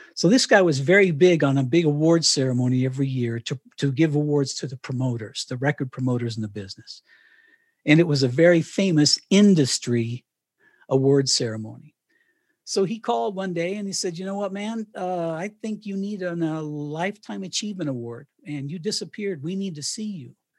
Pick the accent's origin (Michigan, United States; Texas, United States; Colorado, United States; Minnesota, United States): Colorado, United States; Canon City; moved away as an adult; also born or lived in Miami, Florida / Knoxville, Tennessee; So I moved from Miami and, and retired in Canyon City, Colorado